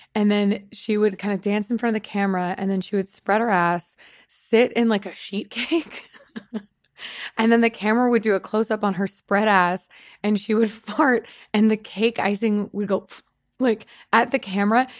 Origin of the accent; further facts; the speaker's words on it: Long Beach, California, United States; moved away as an adult; also born or lived in Austin, Texas / Las Vegas; now in Los Angeles, United States; I grew up in in Long Beach, California